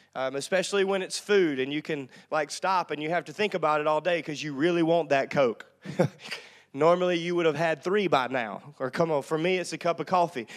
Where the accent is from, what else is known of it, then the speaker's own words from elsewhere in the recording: North Louisiana, United States; I grew up in North Louisiana